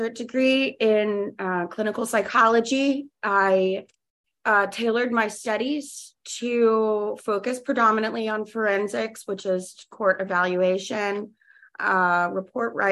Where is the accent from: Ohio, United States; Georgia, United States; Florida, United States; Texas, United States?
Florida, United States; Jacksonville; also born or lived in New Haven, Connecticut; I grew up in Jacksonville, Florida